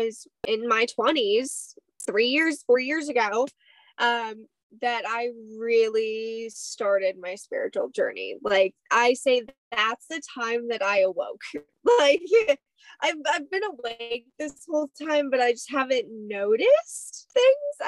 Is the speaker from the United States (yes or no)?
yes; Hawaii, United States; moved away; I grew up in Hawaii for 10 years of my life.